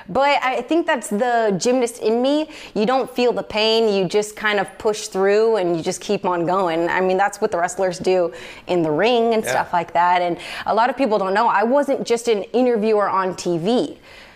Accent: Orlando, Florida, United States; I was born and raised in Orlando, Florida. Lived within a 10-mile radius my entire life.

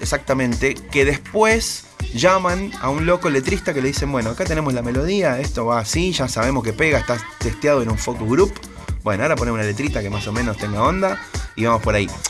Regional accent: San Martín, Buenos Aires Province, Argentina; iba a mi radio de barrio, yo soy de San Martín, iba a FM

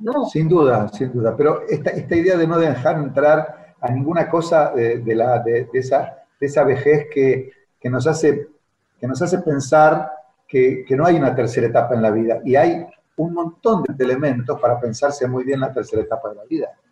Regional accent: Argentina

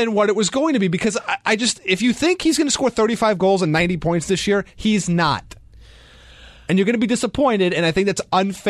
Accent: New York, United States; For me, even though I'm from New York, I went to high school in the Valley, went to Shadow

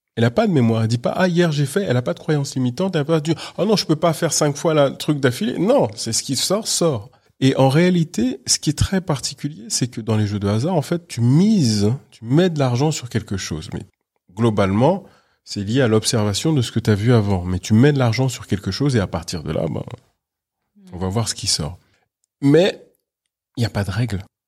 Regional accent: Paris, Île-de-France, France; je suis né à Paris, j'ai toujours vécu à Paris

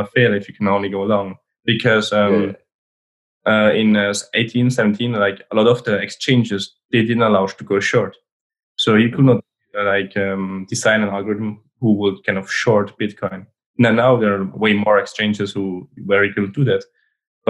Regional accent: Switzerland; I'm born in Switzerland. I grew up in Switzerland and I studied in Switzerland.

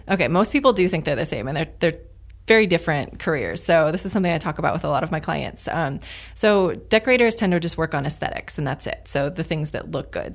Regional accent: Midwest, United States; now in Arizona, United States; I'm from the Midwest

